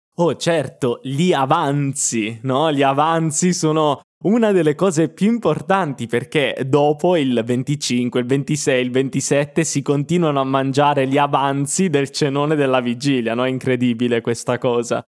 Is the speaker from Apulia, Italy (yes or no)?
yes; Apulia, Italy; moved away; also born or lived in Milan; nel sud Italia, da dove vengo io, perché io sono pugliese